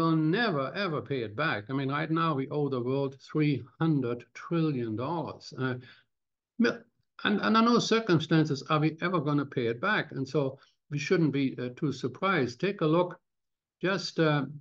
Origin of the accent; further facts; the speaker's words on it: Cologne, North Rhine-Westphalia, Germany; now in Canada; my hometown of Cologne